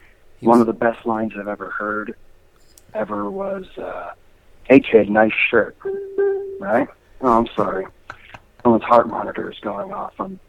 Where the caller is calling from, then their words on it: Ringwood, New Jersey, United States; I'm calling from Ringwood, New Jersey.